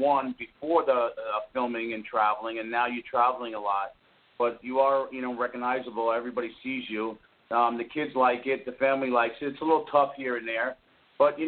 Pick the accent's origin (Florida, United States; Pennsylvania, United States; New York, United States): New York, United States; we're two guys from New York